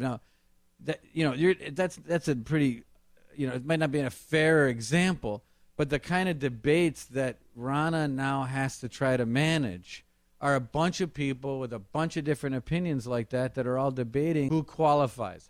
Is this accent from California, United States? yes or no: no; Kenosha, Wisconsin, United States; also born or lived in Washington D.C.; I'm from Kenosha, Wisconsin